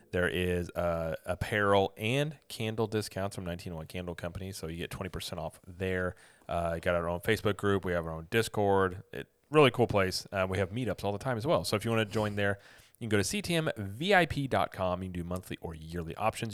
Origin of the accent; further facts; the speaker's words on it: Springfield, Missouri, United States; we're from Springfield, Missouri